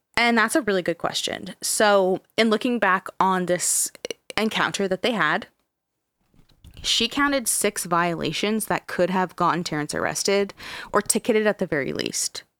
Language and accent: English; Canada; we're Canadian